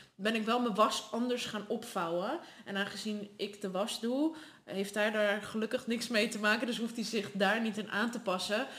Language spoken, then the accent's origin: Dutch; Netherlands; also born or lived in Sardinia, Italy; daarna verhuisd naar Nederland